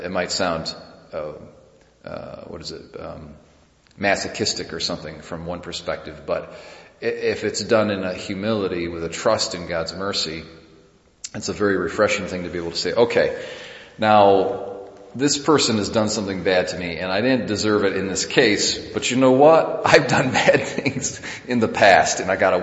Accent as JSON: {"language": "English", "country": "United States", "said": "as an American"}